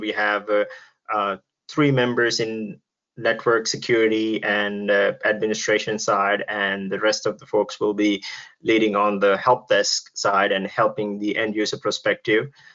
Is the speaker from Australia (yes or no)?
no; Sri Lanka; now in United States; I'm actually originally from Sri Lanka. Uh, now I'm living in US